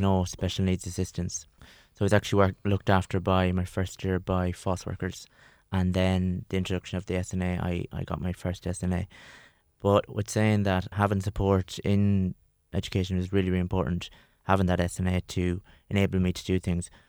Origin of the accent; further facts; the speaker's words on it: Longford, Leinster, Ireland; I am twenty-six and I'm from Longford